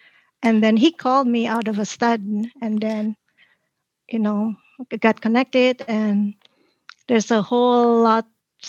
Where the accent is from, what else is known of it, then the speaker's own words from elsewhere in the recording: Bogor, West Java, Indonesia; moved away as an adult; now in United States; I was born in Indonesia in a city called Bogor. It's in West Java.